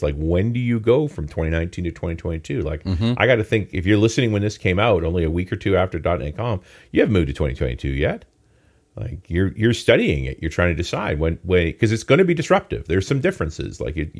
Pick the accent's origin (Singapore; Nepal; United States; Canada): Canada; I'm a Canadian.